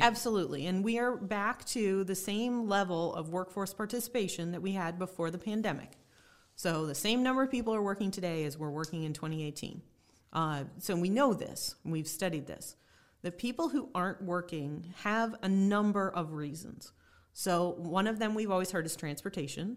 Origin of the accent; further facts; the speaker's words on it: Cuyahoga County, Ohio, United States; I grew up in Cuyahoga County